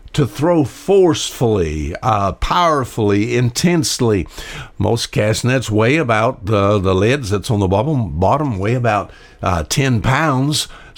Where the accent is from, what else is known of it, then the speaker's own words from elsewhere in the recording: Alabama, United States; I was born and raised here on the Wansakoo River.